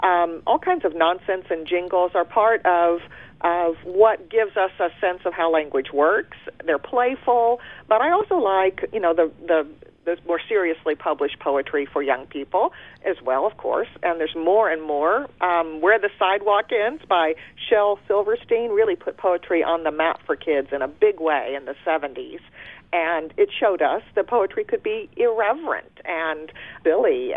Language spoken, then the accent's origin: English; United States; first language German; English is a second language; moved to the States as adults, so I was read to in German and spoke German and then started learning English from the playground and television